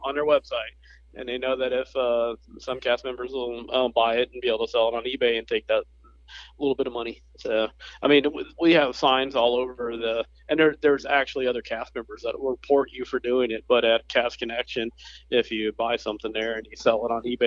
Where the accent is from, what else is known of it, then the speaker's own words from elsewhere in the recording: the South, United States; I'm from the South